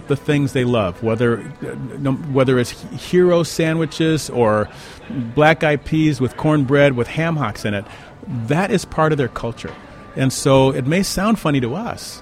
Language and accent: English; Chicago, Illinois, United States; Well, south side of Chicago